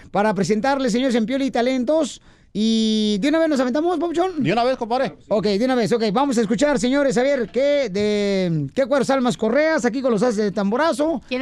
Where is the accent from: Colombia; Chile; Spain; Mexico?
Mexico; Jalisco; yo soy de Jalisco